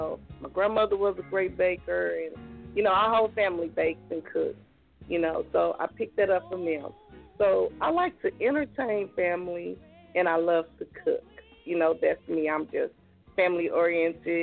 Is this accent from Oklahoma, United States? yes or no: yes; Okmulgee, Oklahoma, United States; us growing up in Okmulgee and living in the country